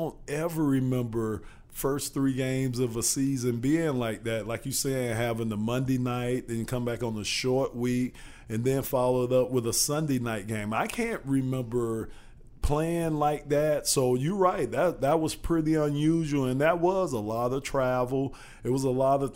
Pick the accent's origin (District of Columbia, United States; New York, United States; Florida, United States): Florida, United States; Miami; now in Michigan, United States; I'm from Miami myself. But Michigan is my home now